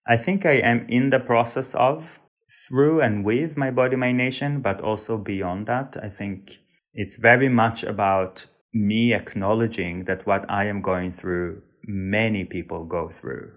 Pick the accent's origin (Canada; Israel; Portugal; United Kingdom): Israel; moved away as an adult; also born or lived in Sweden; I was born and raised in Israel, but to a family that is partially from Turkey and partially from Uzbekistan and Iran